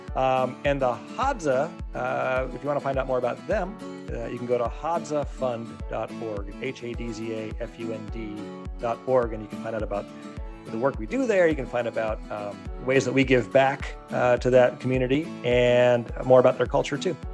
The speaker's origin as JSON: {"language": "English", "region": "Pennsylvania", "country": "United States", "tie": "born or raised there", "said": "I grew up in Pennsylvania"}